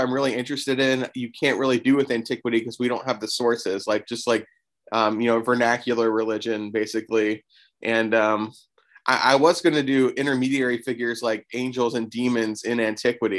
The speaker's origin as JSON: {"language": "English", "region": "Florida", "country": "United States", "tie": "born or raised there", "said": "I grew up in Florida, and my school took a field trip to St. Augustine"}